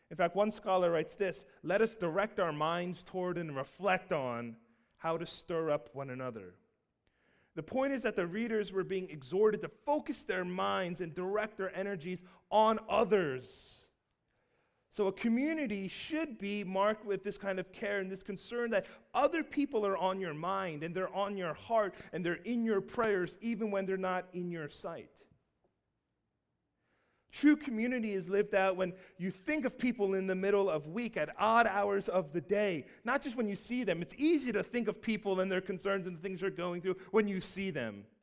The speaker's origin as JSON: {"language": "English", "town": "Seattle", "region": "Washington", "country": "United States", "lives_now": "Baltimore, United States", "said": "we're originally from the West Coast. We were all, my whole family was born in Seattle, and we moved over to Baltimore on the East Coast."}